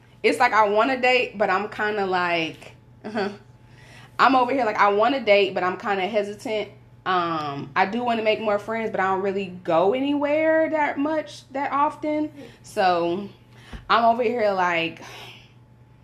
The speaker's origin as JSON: {"language": "English", "region": "Florida", "country": "United States", "tie": "born or raised there", "said": "I grew up in Florida."}